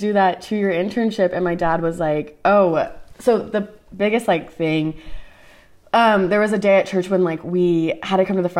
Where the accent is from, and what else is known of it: Dallas, Texas, United States; born or raised there; also born or lived in Allen, Texas